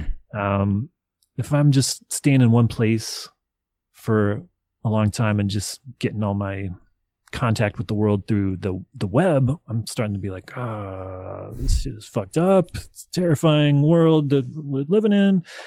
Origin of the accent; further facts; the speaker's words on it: Nashville, Tennessee, United States; I grew up in Nashville, Tennessee